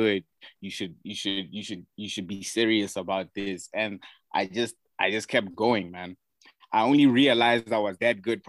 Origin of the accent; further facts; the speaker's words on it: Gaborone, South-East District, Botswana; also born or lived in Johannesburg, South Africa; I was raised in Gaborone my whole life